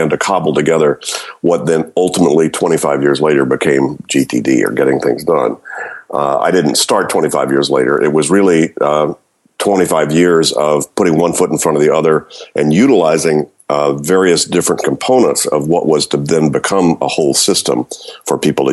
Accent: Louisiana, United States; moved away as an adult; also born or lived in Florida / Berkeley, California; I grew up in Louisiana, went to school in Florida, got into grad school in Berkeley

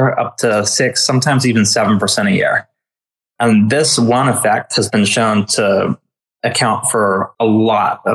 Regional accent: Kansas City, Missouri, United States; also born or lived in Texas; now in Spain; born in Texas, raised in Kansas City

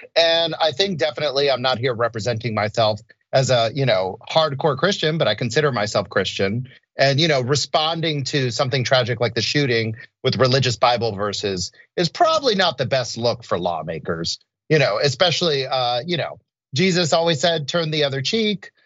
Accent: Orlando, Florida, United States; I grew up in Orlando, Florida.

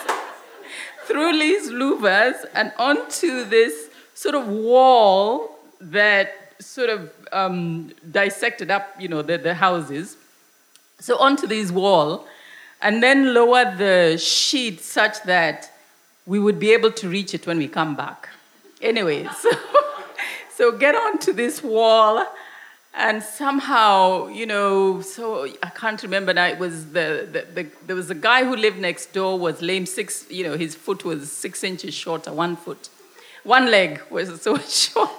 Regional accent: Nairobi, Kenya; where I grew up in Nairobi

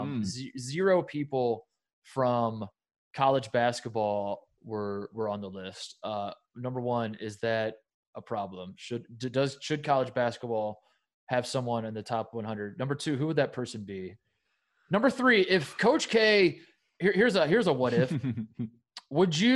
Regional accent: Brownsburg, Indiana, United States; I take great pride in my hometown

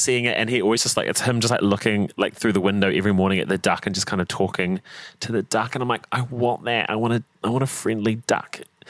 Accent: Christchurch, Canterbury, New Zealand; I was born in Ototahi and then my mum's from Matoda down in, where like by Gore, Southland.

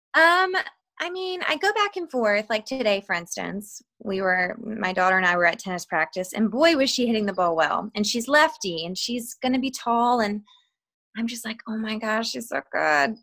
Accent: Georgia, United States; I'm from like I'm from Georgia, which is like a, the southern part of the United States of America, and we talk different there anyway.

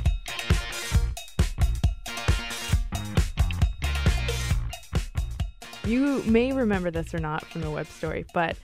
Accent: Lake Zurich, Illinois, United States; I'm from Lake Zurich, a suburb northwest of here.

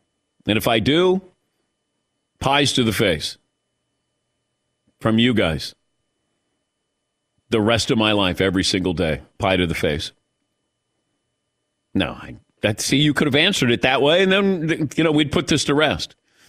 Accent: Ohio, United States; Although all these years, growing up in Ohio, I was in Kentucky for 2 years at Eastern Kentucky

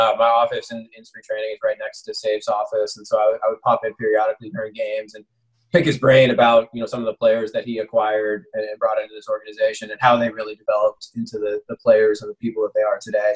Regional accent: San Francisco, California, United States; moved away as an adult; also born or lived in Chicago; back in San Francisco and feel real fortunate to have the opportunity to build a winner in my hometown

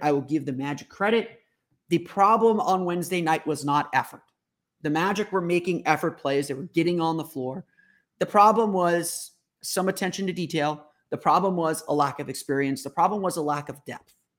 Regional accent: Orlando, Florida, United States; I grew up here in Orlando

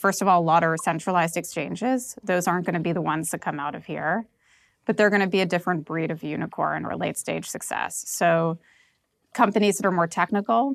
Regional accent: New York, United States; now in Lisbon, Portugal; I'm from New York

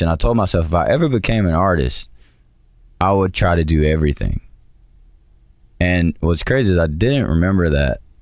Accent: Georgia, United States; I'm from Georgia.

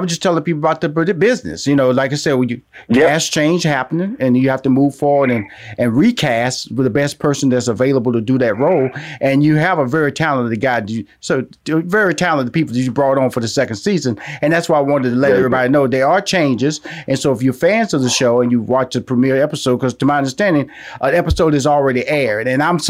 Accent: Houston, Texas, United States; within Houston, Texas, a community that I was born in, a community that I pride myself. I tell people I'm from Fifth Ward all the time.

